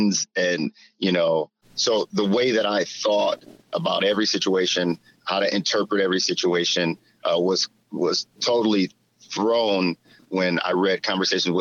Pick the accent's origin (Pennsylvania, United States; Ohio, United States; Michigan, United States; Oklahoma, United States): Michigan, United States; Flint; I'm from Flint, Michigan. We didn't have anything.